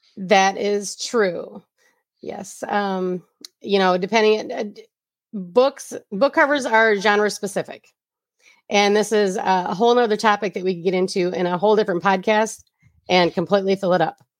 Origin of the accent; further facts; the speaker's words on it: Flint, Michigan, United States; I'm from the Flynn area, and G M is our mother source of income here.